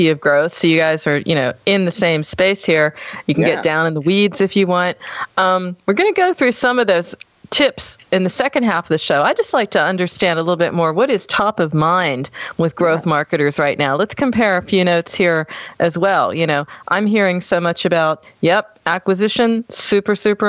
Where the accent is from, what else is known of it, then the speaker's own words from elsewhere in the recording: United States; now in Germany; I'm American. I'm living in Germany